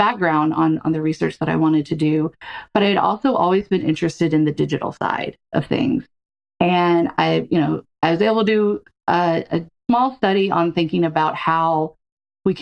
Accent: Smackover, Arkansas, United States; I'm from Arkansas. I grew up in a small town called Smackover

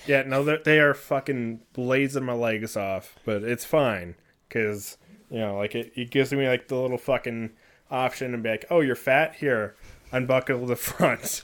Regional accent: California, United States; I come from California, I've lived there

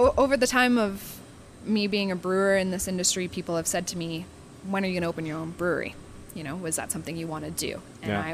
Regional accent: Ontario, Canada; moved away as an adult; also born or lived in Nelson, British Columbia / Vancouver / Union Bay / Dease Lake; I grew up in Ontario

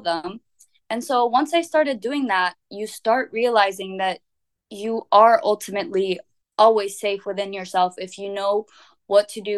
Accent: Vienna, Austria; also born or lived in Lebanon (ancestry); now in Barcelona, Spain; when I was growing up in Vienna

